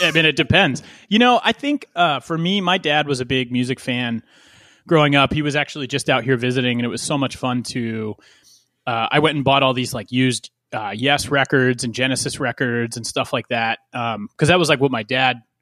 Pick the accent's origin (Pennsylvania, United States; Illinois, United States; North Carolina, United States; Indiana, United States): Pennsylvania, United States; West Chester; born or raised there